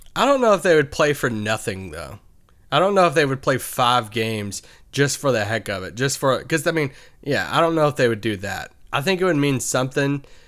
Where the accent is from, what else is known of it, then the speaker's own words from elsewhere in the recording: Kentucky, United States; moved away as an adult; also born or lived in Virginia; now in Dallas, United States; Growing up in Kentucky